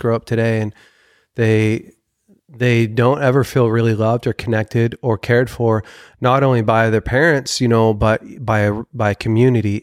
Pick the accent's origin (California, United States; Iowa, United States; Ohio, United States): California, United States; Weaverville; we grew up together in Weaverville